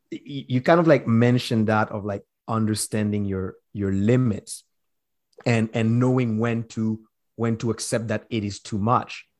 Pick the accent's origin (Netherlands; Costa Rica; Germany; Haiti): Haiti; now in British Columbia, Canada; us as Haitian